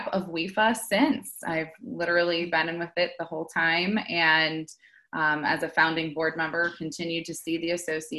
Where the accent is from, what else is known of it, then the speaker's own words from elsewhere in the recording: New York, United States; I grew up in New York, and we had this cool house that was tucked in up on a hill in the trees